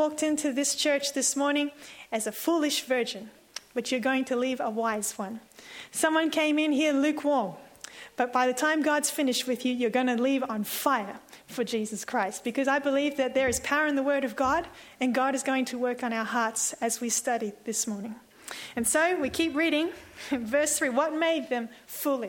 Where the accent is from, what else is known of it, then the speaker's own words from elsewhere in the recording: Sydney, New South Wales, Australia; I'm from Sydney